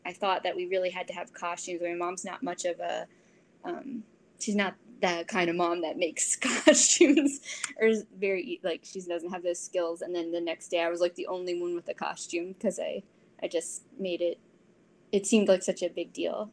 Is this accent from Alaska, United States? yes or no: no; Columbia, Maryland, United States; I'm originally from Columbia, Maryland